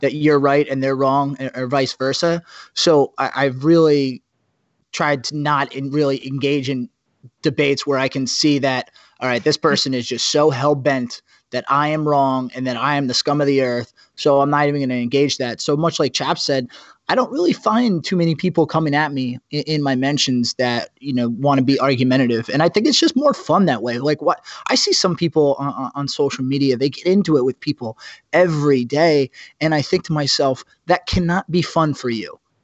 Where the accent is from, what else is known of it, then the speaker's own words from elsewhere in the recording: New Jersey, United States; now in New York, United States; I am from Jersey